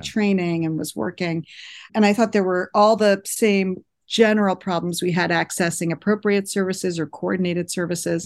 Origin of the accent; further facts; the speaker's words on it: East Coast, United States; moved away as an adult; also born or lived in New York City / Boston area; now in Monterey, United States; I was born and raised in the East Coast, lived in New York City for a long time, and then in the Boston area for almost twenty years